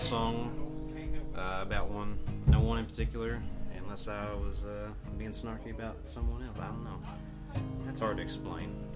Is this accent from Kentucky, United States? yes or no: yes; Junction City, Kentucky, United States; I'm from Junction City, Kentucky, railroad town